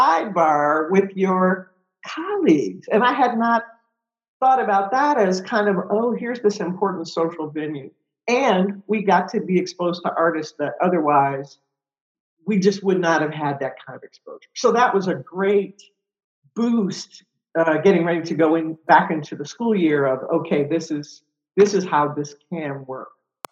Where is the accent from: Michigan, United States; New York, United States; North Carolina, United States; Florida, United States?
Michigan, United States; Detroit; moved away; I'm from Detroit, so, you know, I was going back to my hometown